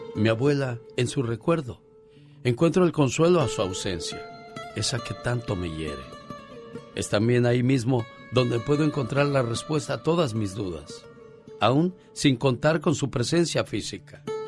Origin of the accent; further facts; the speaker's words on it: Mocorito, Sinaloa, Mexico; moved away; salí de Mocorito, Sinaloa, pero Mocorito, Sinaloa nunca salió de mí